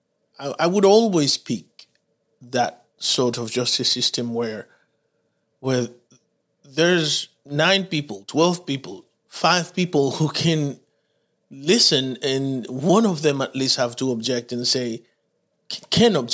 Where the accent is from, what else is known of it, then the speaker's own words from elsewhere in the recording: Dominican Republic; also born or lived in Haiti; now in United States; But I was born in Haiti. I grew up in Dominican Republic